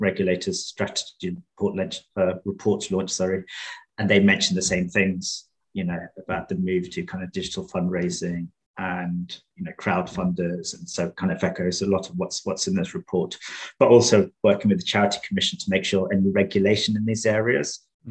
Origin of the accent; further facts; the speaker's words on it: London, United Kingdom; I'm from Tower Hamlets